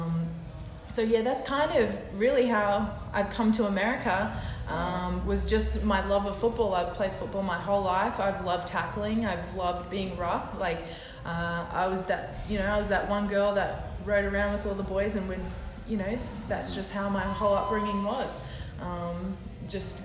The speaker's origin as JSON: {"language": "English", "country": "Australia", "moved": "as an adult", "lives_now": "United States", "said": "I'm over here from Australia. I'm half Australian, half Māori, which is native New Zealand"}